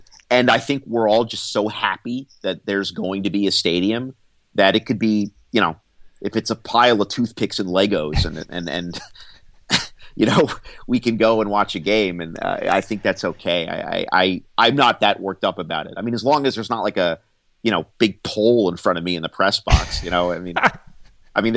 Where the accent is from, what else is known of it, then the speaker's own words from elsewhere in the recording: Annandale, Virginia, United States; Bill and I grew up in basically the same part of town, Annandale, Virginia